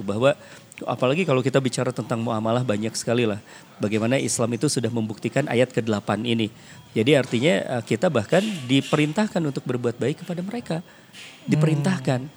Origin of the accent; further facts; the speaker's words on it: West Java, Indonesia; saya orang Sunda